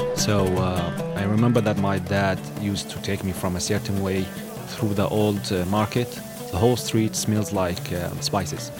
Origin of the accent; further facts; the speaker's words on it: Syria; moved away; when they ask me, Where are you from? and I say Syria